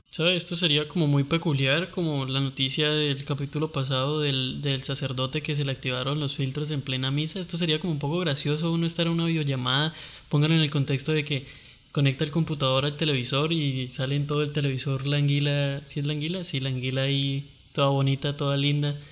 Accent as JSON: {"language": "Spanish", "area": "Costeño", "region": "Caribbean coast", "country": "Colombia", "said": "no soy buen costeño"}